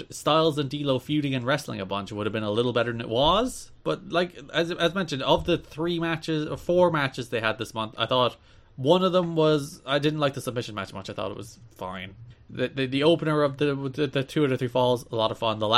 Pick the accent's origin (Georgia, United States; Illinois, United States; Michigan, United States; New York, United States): New York, United States; I'm from New York, and I'm speaking like this.